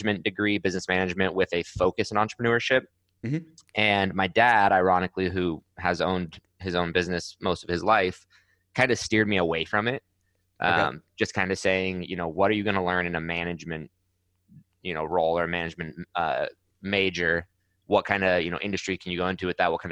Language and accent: English; Scottsdale, Arizona, United States; also born or lived in Mammoth Lakes, California; I was born in Mammoth, California. It's a very small kind of mountain town in California. Was there until I was about eight, and then family moved to Scottsdale, Arizona